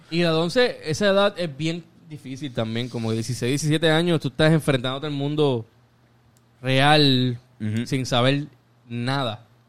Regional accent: Puerto Rico; Tony y yo somos prácticamente del área de Monte Carlo. Eh, nos criamos en Monte Carlo

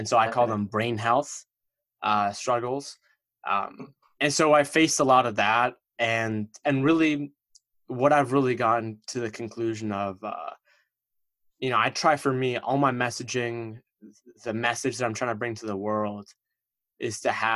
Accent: East Coast of America, United States; I'm from the East Coast of America, and my parents came to America from Egypt

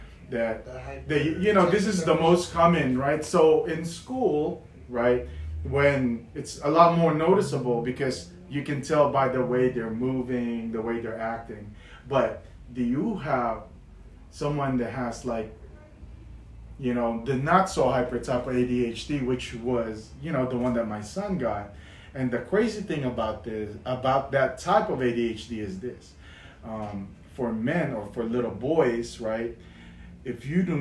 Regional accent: Philippines; now in United States; I didn't grow up here. I grew up in the Philippines

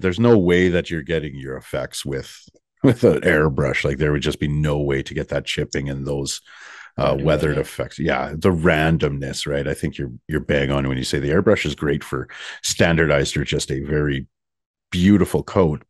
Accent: Canada; I'm from Canada.

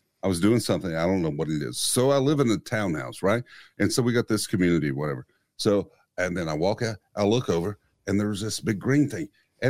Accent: Western North Carolina, United States; I was born and raised in Western North Carolina. I am Scotch Irish.

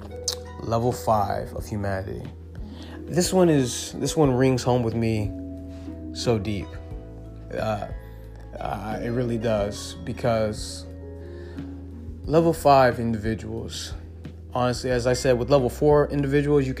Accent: Inglewood, California, United States; also born or lived in Baruta, Caracas, Venezuela; I grew up in Inglewood, California.

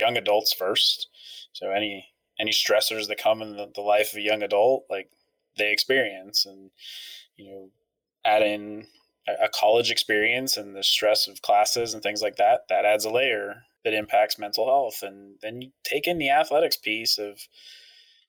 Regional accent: Ashland, Pennsylvania, United States; moved away as an adult; also born or lived in Allentown, Pennsylvania; now in Durham, United States; So I grew up in a very tiny town in central Pennsylvania. Not many people have heard of it. Ashland, Pennsylvania.

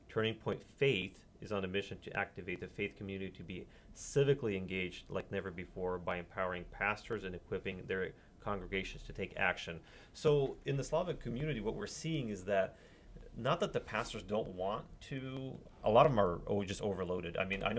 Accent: Vancouver, British Columbia, Canada; in Vancouver, because I'm from Vancouver area

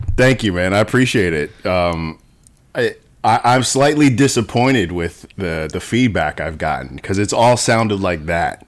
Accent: New Jersey, United States; born or raised there

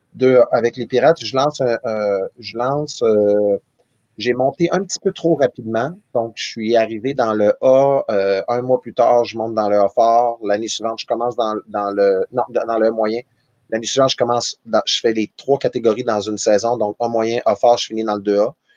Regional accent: Val-d'Or, Quebec, Canada; moved away; Je suis de Val d'Or, une famille de quatre enfants

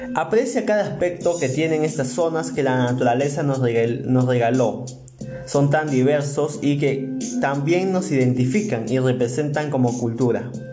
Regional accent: Peru; nos representa como peruanos y peruanas

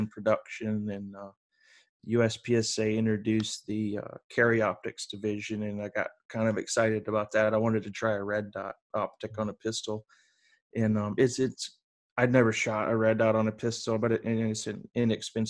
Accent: the South, United States; also born or lived in Columbia, South Carolina; I grew up in the South

